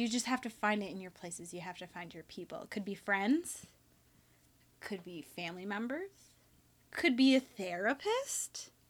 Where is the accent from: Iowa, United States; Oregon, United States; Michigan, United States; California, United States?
Michigan, United States; Alpena; Born in Alpena. I was one of the only, like, ethnic people there growing up.